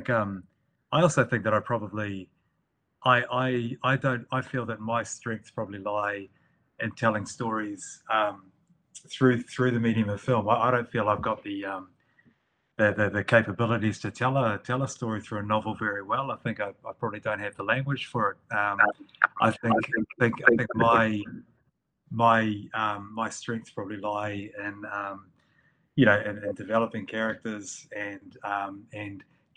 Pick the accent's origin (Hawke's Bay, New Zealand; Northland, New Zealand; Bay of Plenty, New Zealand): Northland, New Zealand; the people that I grew up around in Northland, I lived in a rural area